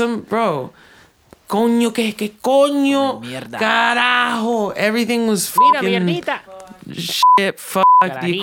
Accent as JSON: {"language": "English", "country": "United States", "said": "we're just like American as fuck."}